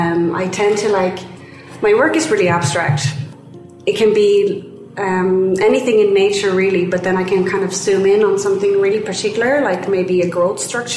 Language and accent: English; Sweden; moved away; I am from Sweden